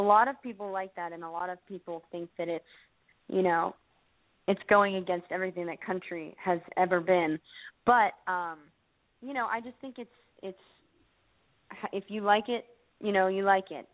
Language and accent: English; Pittsburgh, Pennsylvania, United States; moved away as an adult; now in Nashville, United States; I'm actually from Pittsburgh, Pennsylvania, and um, and I moved to Nashville a year ago